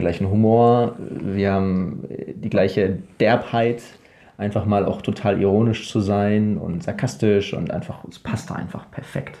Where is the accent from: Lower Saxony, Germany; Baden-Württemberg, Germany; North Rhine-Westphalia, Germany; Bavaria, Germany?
North Rhine-Westphalia, Germany; Ruhr area; moved away as an adult; now in Paraguay; ich aus dem Ruhrgebiet